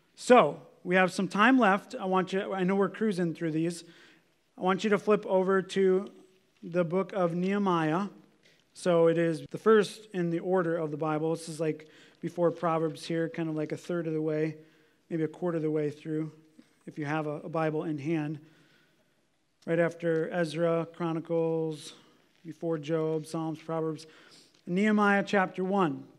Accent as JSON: {"language": "English", "country": "United States", "said": "I look at my own life as an American"}